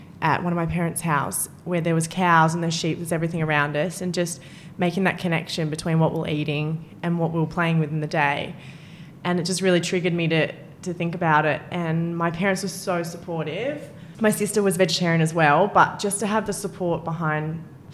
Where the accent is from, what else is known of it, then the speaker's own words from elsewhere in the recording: Albury, New South Wales, Australia; moved away; I grew up in Albury